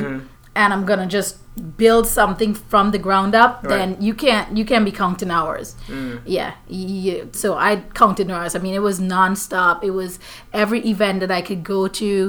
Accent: Guyana; now in Florida, United States; I'm from Guyana in South America, part of the Caribbean as well

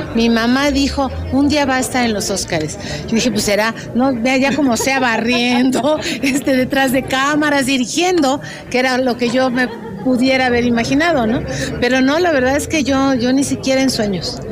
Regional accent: Mexico; muy orgullosa como mexicana

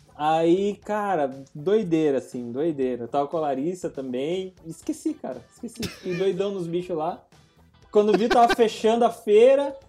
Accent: Brazil; eu sou do Brasil

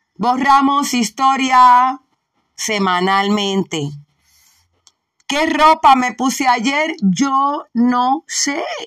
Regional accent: Puerto Rico; Somos puertorriqueños, borinqueños, boricuas. Somos boris.

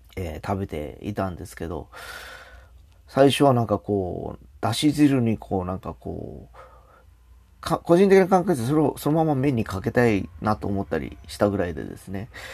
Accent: Fukuoka, Japan; 博多っ子

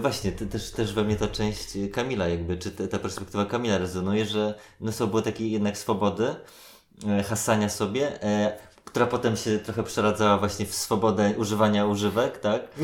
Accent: Warsaw, Masovian Voivodeship, Poland; ja się wychowywałem na Gocławiu

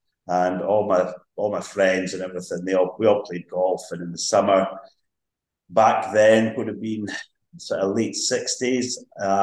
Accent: Lossiemouth, Scotland, United Kingdom; I grew up, I was born in Lossiemouth, grew up in Lossiemouth, apart from a few years away at uni. I've lived in Lossiemouth all my days.

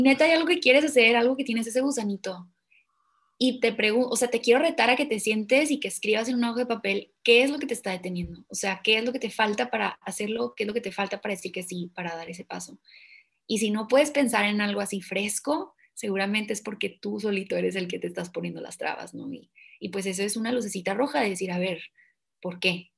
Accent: Mexico; siendo mexicanos que somos

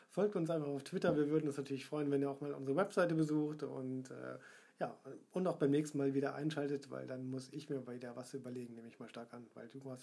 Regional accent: Essen, North Rhine-Westphalia, Germany; ich getraue es mich kaum zu sagen als Essener.

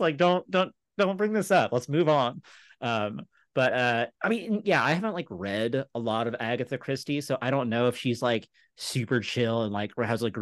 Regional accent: Texas, United States; In 7th grade, whenever we would do the Texas Pledge

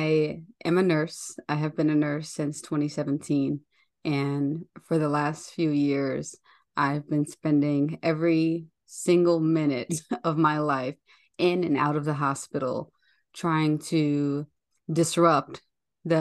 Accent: Chicago, Illinois, United States; Yes, Chicago is my home. Through all of the nursing travels and everything that I've been through, this has always been my home.

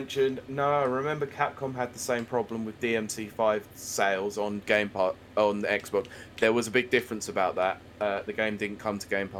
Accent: United Kingdom; us Brits.

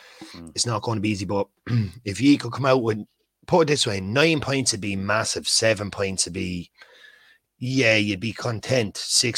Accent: Ireland; Yeah, but we're Irish.

